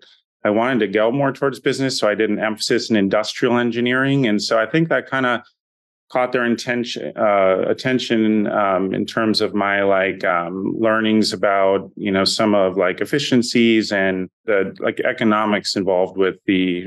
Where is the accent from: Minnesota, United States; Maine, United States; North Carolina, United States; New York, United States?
Minnesota, United States; growing up in Minnesota, I was the, you know, middle child of three boys